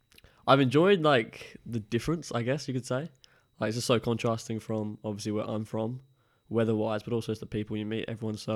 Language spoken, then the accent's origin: English; Brisbane, Queensland, Australia; So Brisbane, Queensland. So that's like East Coast.